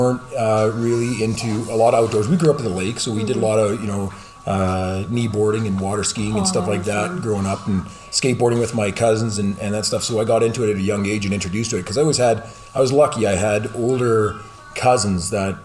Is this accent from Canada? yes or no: yes; Lloydminster, Canada; I'm from Lloydminster, born and raised in Lloydminster.